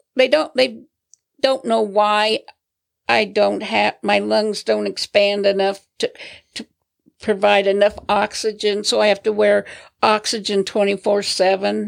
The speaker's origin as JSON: {"language": "English", "town": "Alliance", "region": "Nebraska", "country": "United States", "tie": "born or raised there", "also_born_or_lived": "Denver", "moved": "yes", "said": "I grew up in Alliance, Nebraska, the cattle capital of Nebraska."}